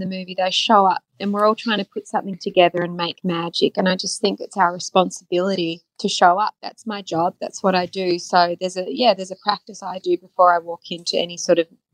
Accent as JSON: {"language": "English", "country": "Australia", "tie": "born or raised there", "moved": "as an adult", "lives_now": "Los Angeles, United States", "said": "being Australian and growing up and working on TV there first"}